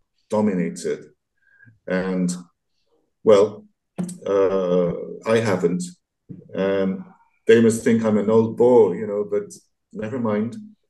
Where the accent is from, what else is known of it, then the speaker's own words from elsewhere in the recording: Paris, Île-de-France, France; accent: Parisian; English is a second language; When I go to Vietnam, I love speaking with my Parisian accent.